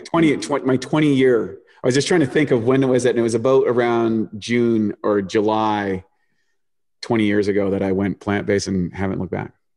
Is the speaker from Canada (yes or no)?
yes; New Brunswick, Canada; also born or lived in Toronto, Canada; born in, born in Toronto, grew up on the East Coast in a place called New Brunswick in this little town